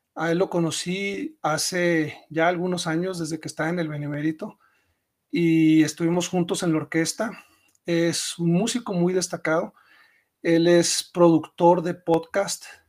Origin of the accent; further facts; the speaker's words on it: Chihuahua, Mexico; also born or lived in Mexico City; me regresé a mi, a mi tierra natal, a Chihuahua